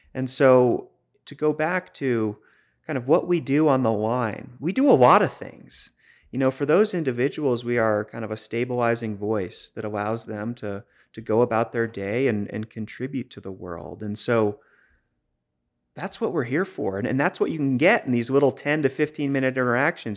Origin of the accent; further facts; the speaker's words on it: Boston, Massachusetts, United States; accent: Boston; moved away as an adult; also born or lived in Maine; it did start in Boston. I grew up there